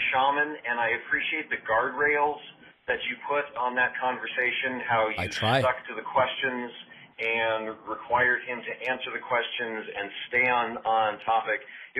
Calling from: California, United States; I'm calling from California.

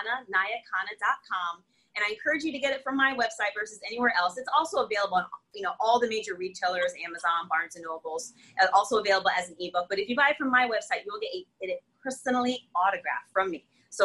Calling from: Connecticut, United States; not only in my state, I'm coming in from Connecticut

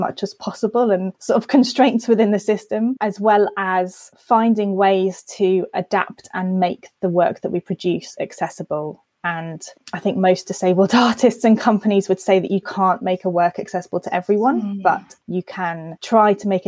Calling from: Epsom, South East England, United Kingdom; Just outside London in Epsom.

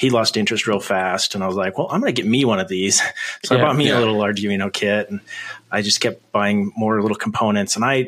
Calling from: Idaho, United States; So I am in Idaho in the United States.

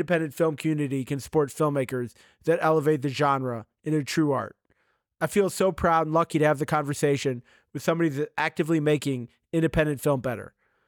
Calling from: Washington, District of Columbia, United States; So I'm in Washington, D.C. It's a sunny day here as well.

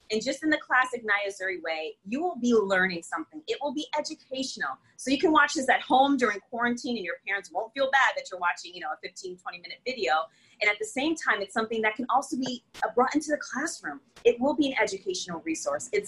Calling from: Connecticut, United States; not only in my state, I'm coming in from Connecticut, but really across the U.S

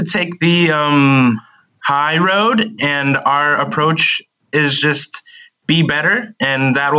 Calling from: Southern California, United States; I am calling from Southern California.

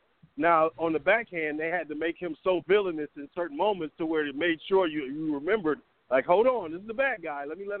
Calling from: Atlanta, Georgia, United States; This is …. I'm in Atlanta.

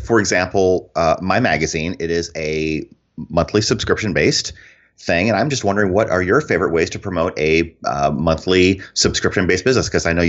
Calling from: Phoenix, Arizona, United States; I am in the Phoenix area, Phoenix, Arizona.

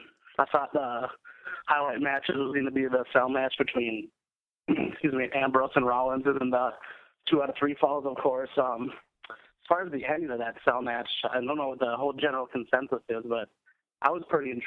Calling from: Duluth, Minnesota, United States; I'm from Duluth, Minnesota.

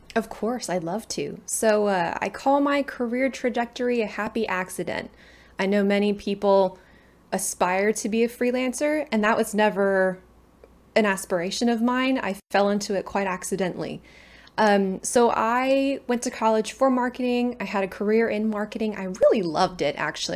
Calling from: San Antonio, Texas, United States; I am calling in from, um, I'm in the U S A. I'm in, uh, San Antonio, Texas

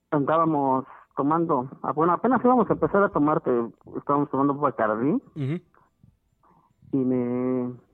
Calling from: Pachuca, Hidalgo, Mexico; De aquí de Pachuca Hidalgo.

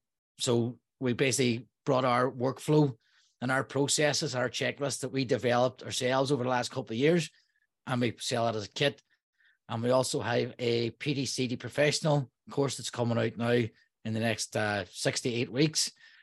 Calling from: Derry, Northern Ireland, United Kingdom; I'm calling from Derry, Northern Ireland.

